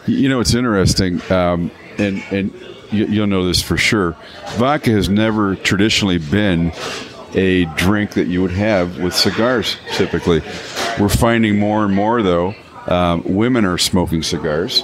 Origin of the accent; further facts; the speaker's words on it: Canada; now in Michigan, United States; I'm a Canadian by birth